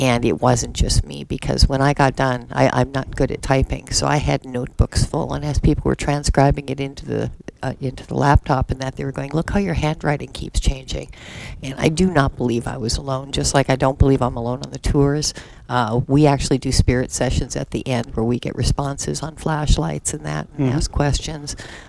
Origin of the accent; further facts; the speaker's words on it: Florida Gulf coast, United States; moved away as an adult; also born or lived in Lake Superior / Sarasota, Florida; now in Metamora, United States; And then I moved to Florida with my parents and lived on the Gulf until I was quite a bit older. I was a professional artist in Sarasota for 25 years before I met a sweet little hillbilly who moved me here.